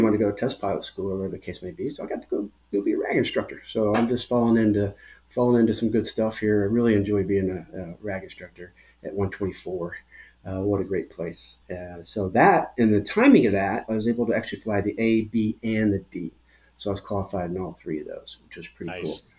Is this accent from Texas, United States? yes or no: yes; Irving, Texas, United States; also born or lived in Glendale, Arizona; I grew up in Irving, Texas, so I consider myself a Texan. Although I was born in Glendale, Arizona